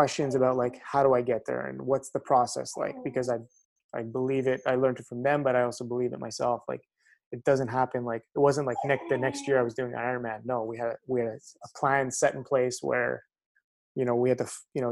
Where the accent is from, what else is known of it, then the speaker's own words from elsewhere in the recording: Montreal, Quebec, Canada; I grew up in the West Island